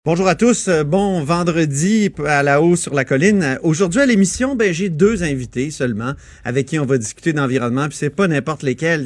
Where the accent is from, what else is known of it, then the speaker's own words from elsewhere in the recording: Canada; nous au Canada